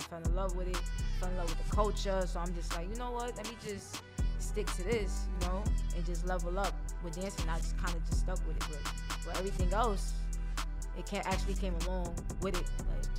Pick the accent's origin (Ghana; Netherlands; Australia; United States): United States; New York City, New York; I lived in Brooklyn all my life. Born and raised.